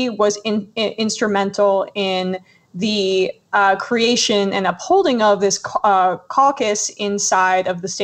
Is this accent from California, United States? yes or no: no; New Jersey, United States; now in New York, United States; I grew up in Jersey